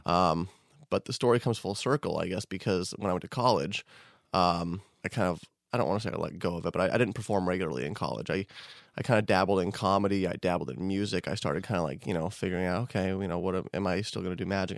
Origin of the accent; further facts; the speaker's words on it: Denver, Colorado, United States; also born or lived in Boulder; I was born in Denver. I spent first few years of my life in Denver, and then I moved to Boulder when I was early teenager